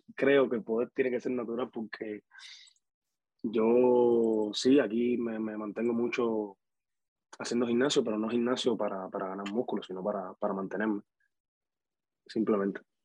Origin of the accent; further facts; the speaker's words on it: Havana, Cuba; moved away; also born or lived in Dominican Republic; yo soy de Cuba, de La Habana, de la capital